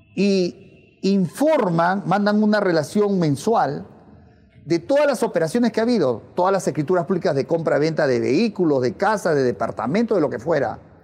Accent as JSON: {"language": "Spanish", "country": "Peru", "said": "en mi país"}